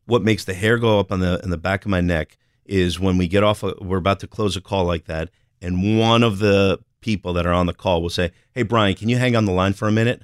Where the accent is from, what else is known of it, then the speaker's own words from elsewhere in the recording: New Jersey, United States; I'm from Jersey